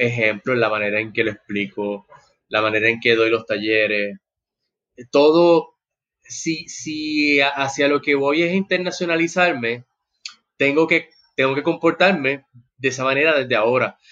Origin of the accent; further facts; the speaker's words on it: Puerto Rico; como boricua, como latino